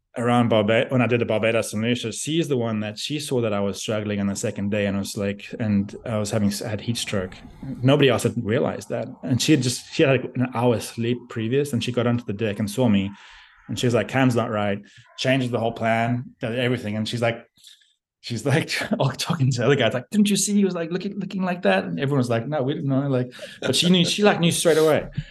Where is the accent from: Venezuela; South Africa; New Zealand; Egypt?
South Africa; moved away as an adult; also born or lived in Australia / Beijing, China; I grew up in South Africa